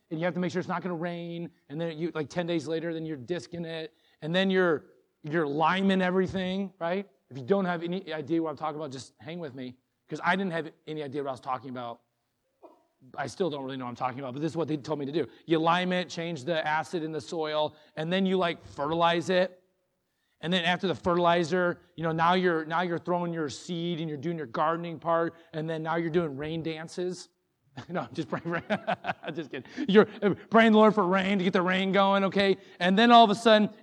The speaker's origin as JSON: {"language": "English", "town": "Moline", "region": "Illinois", "country": "United States", "tie": "born or raised there", "said": "I grew up in Moline, Illinois"}